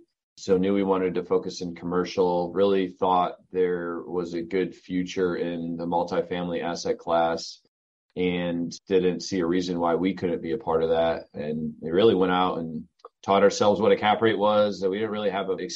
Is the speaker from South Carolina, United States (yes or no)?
no; Southern Michigan, United States; moved away as an adult; also born or lived in Charlotte, North Carolina; now in North Carolina, United States; I grew up in Southern Michigan, went to the University of Michigan